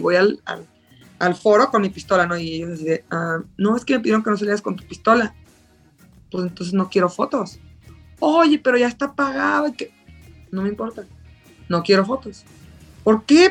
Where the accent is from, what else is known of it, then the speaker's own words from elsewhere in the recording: Mexico; Soy la primera mexicana en participar, mexicano-mexicano